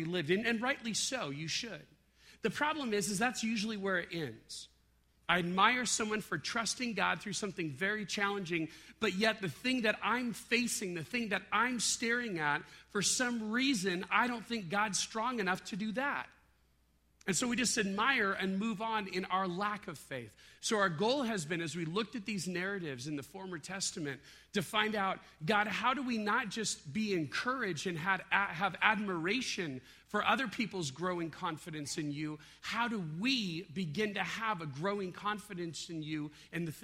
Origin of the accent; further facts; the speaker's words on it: Southern California, United States; I grew up in Southern California